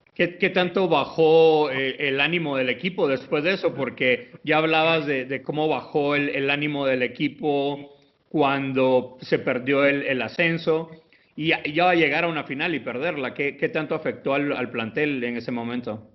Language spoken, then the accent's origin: Spanish; Guatemala; que soy guatemalteco